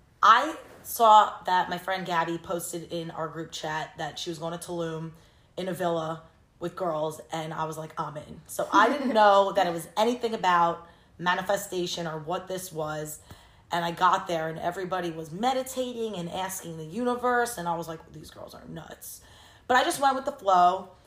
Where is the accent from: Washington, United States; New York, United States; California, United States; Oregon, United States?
New York, United States; Long Island; moved away as an adult; also born or lived in Indiana / Los Angeles; I grew up in Long Island